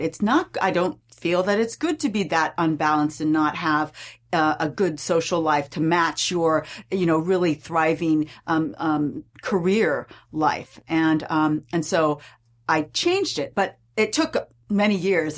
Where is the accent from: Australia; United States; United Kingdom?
United States; California; I grew up in California